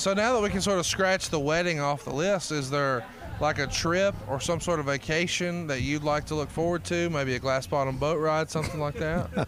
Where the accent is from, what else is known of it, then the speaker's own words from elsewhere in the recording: Alabama, United States; I'm from Alabama